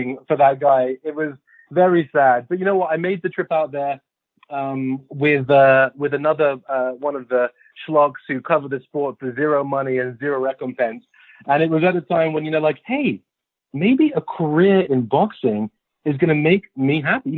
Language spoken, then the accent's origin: English; London, United Kingdom; moved away; I'm from West London. I'm from Kensington.